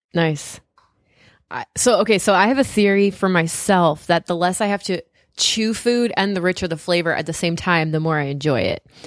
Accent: Southern California, United States; now in New England, United States; I grew up in Southern California where there's tons of Mexican food

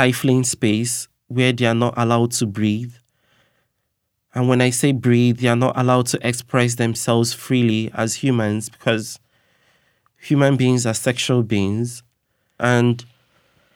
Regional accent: Nigeria; now in United States; growing up in Nigeria

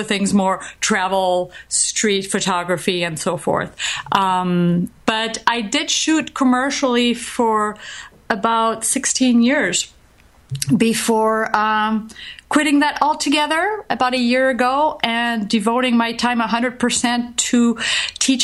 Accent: France; now in Minneapolis, United States; I'm from France, and actually I live in the States, but I'm a resident alien. I'm still a French citizen.

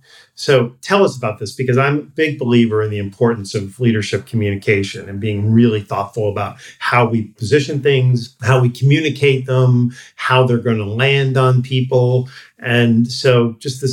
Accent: New York, United States; I grew up in New York

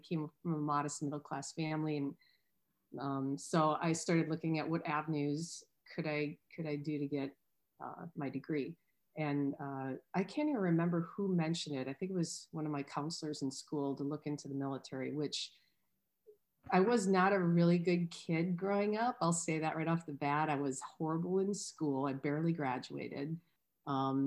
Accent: Wisconsin, United States; I grew up in Wisconsin

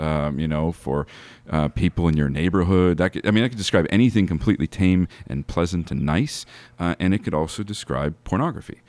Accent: United States; as American Christians

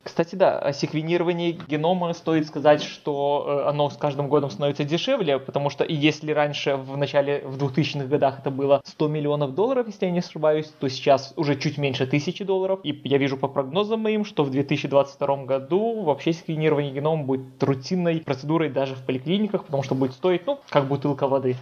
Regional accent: Minsk, Belarus; в моем родном городе, в Минске

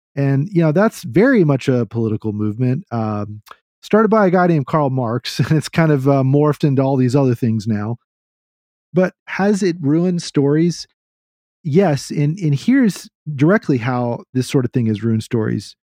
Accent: Texas, United States; I'm a Texan

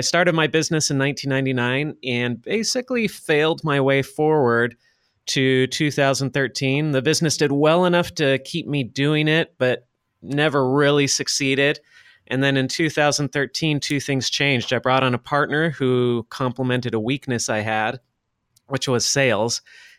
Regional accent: Los Angeles, California, United States; moved away as an adult; now in Shenzhen, China; I'm based in Shenzhen, China. I grew up in Los Angeles, California, though. I'm not Chinese. I don't speak Chinese, although I'm trying to learn right now.

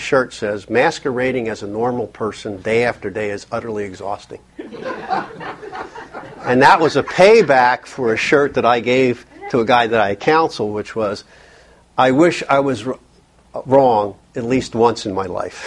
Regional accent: Philadelphia, Pennsylvania, United States; I grew up in Philly

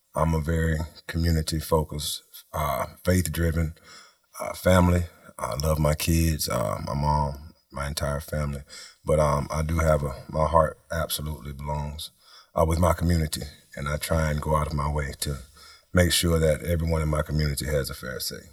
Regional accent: Tallahassee, Florida, United States; we grew up in Tallahassee

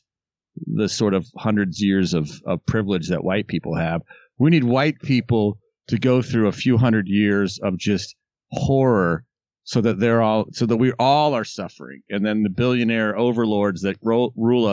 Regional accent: the South, United States; I was raised in the South in an incredibly progressive family

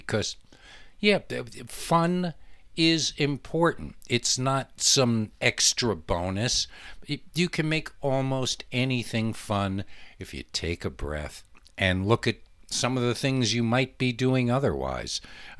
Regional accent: El Paso, Texas, United States; moved away; I haven't lived in my hometown of El Paso for over half my life now, and I wouldn't recognize it if I went back. I'm starting to feel like I'm not from there anymore.

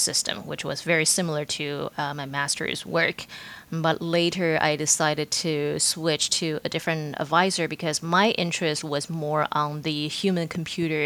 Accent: Taiwan; moved away as an adult; also born or lived in Pittsburgh; I was born and raised in Taiwan, and I finished college in Taiwan as well

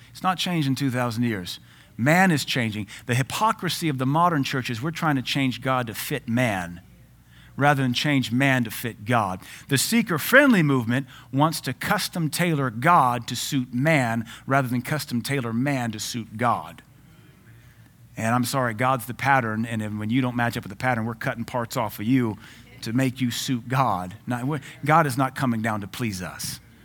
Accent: Louisiana, United States; I grew up in Louisiana

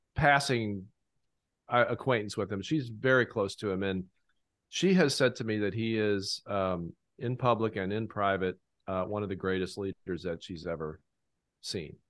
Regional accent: Fort Stephenson, Ohio, United States; Fort Stevenson in my hometown

